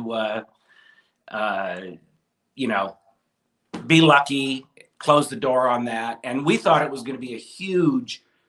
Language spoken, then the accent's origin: English; Southern California, United States; growing up in Southern California, there was no bigger show than the It's Magic. And that's where we went every year